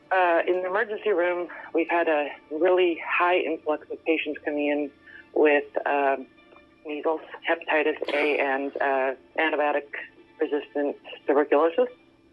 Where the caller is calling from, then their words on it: California, United States; I'm an ER physician in California.